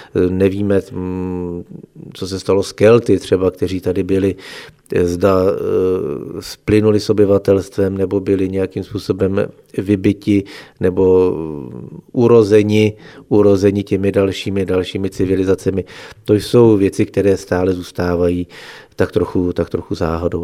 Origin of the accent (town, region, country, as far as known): Chodsko, Plzeň Region, Czechia; accent: Chod dialect